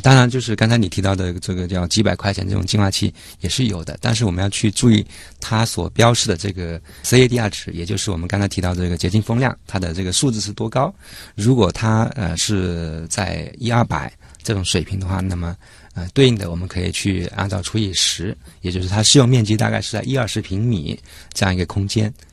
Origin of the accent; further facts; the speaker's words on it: Guangdong, China; moved away; 我老家那边就是属于广东，在沿海那边